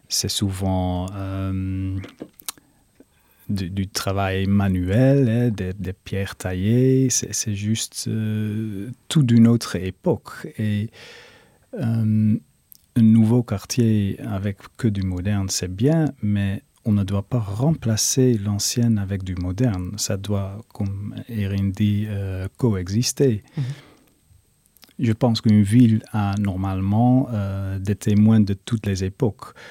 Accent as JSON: {"language": "French", "town": "Rotterdam", "region": "South Holland", "country": "Netherlands", "second_language": "French", "said": "je dois dire moi je viens de Rotterdam où il ne reste pas vraiment grand chose non plus mais c'est parce que tout était bombardé par les nazis"}